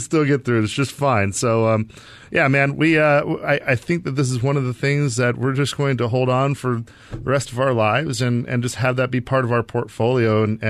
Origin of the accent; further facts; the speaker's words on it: Arizona, United States; So, I was born and raised here in the Valley.